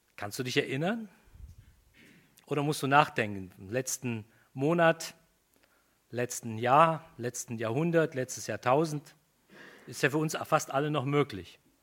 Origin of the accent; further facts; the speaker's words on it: Germany; Wir sind Deutsche, Germanen